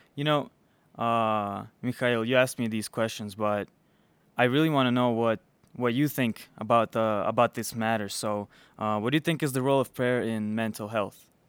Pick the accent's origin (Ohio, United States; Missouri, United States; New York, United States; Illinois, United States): Illinois, United States; Chicago; also born or lived in Belarus; I was born in Belarus. Um, I came here. I grew up here though in in Chicago